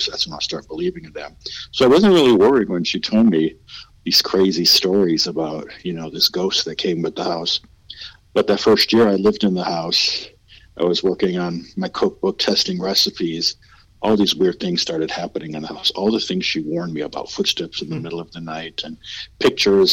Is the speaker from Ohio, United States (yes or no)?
no; Wisconsin, United States; moved away as an adult; also born or lived in Europe / Mexico / Philippines; now in Louisville, United States; I was born in Wisconsin and raised there